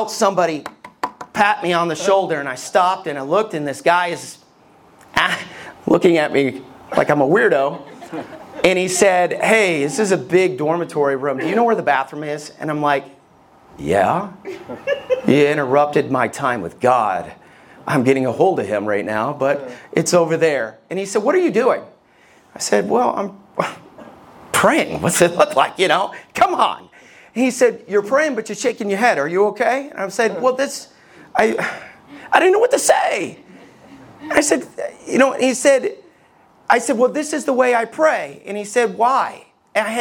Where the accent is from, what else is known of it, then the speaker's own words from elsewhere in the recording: Somerville, Alabama, United States; I grew up in Somerville, Alabama